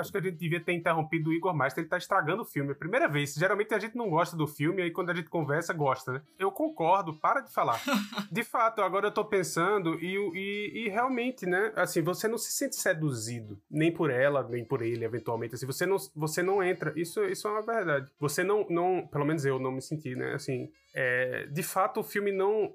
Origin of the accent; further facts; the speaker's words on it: Brazil; moved away; não cresci num Brasil com essa discussão